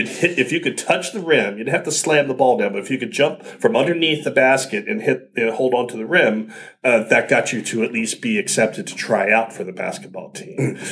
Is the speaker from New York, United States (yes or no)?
no; Upper Marlboro, Maryland, United States; also born or lived in Pennsylvania; I was born in Bethesda and okay. raised at different parts of Maryland and Pennsylvania.